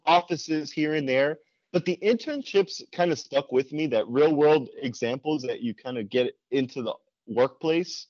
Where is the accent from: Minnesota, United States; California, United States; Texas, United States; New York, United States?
New York, United States; moved away as an adult; now in Hawaii, United States; growing up in New York my whole life and having moved out here to Hawaii in seven years ago now, since I graduated college